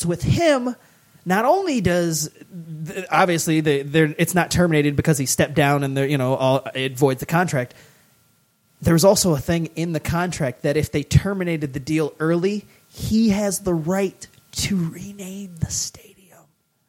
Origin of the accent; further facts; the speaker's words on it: Indiana, United States; I mean, I'm from Indiana.